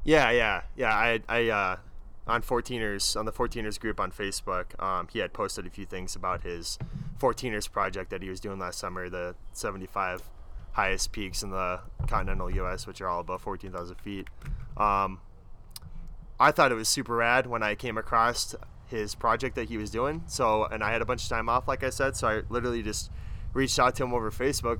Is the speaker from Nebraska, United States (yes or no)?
yes; Omaha, Nebraska, United States; moved away as an adult; now in Colorado, United States; I grew up in Omaha, Nebraska, so I'm a native.